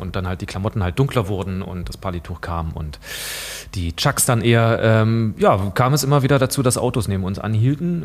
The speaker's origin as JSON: {"language": "German", "region": "Saxony-Anhalt", "country": "Germany", "tie": "born or raised there", "moved": "yes", "said": "ich bin in Sachsen-Anhalt aufgewachsen"}